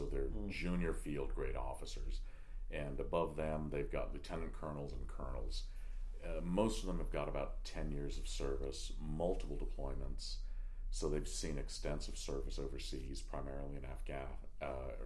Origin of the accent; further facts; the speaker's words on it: California, United States; my home state of California